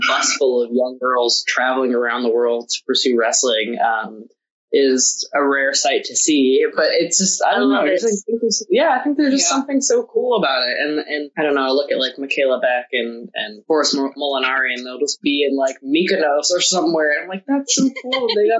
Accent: Tokyo, Japan; we both kind of grew up abroad and traveling all over the place. And I grew up in Tokyo

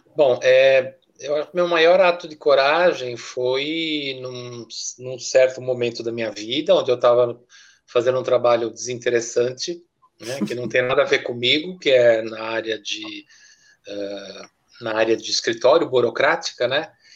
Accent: Brazil; moved away as an adult; also born or lived in Zurich, Switzerland; eu quando saí do Brasil já tinha ah, me formado em italiano

